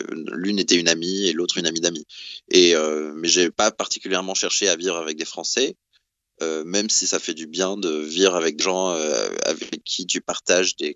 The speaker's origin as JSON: {"language": "French", "region": "south of France", "country": "France", "lives_now": "London, United Kingdom", "said": "Moi, je suis du Sud, je suis, euh, euh, comment dire, j'exprime mes émotions, je suis plutôt cash."}